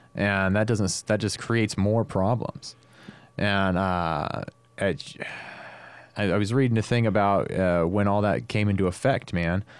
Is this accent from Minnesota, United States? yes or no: no; Stockton, California, United States; growing up in Stockton, I mean, as a as a teenager